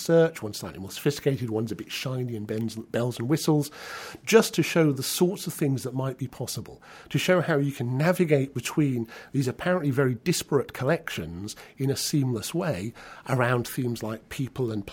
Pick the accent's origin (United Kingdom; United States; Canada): United Kingdom; Newcastle upon Tyne, North East England; I was born in Newcastle in 1960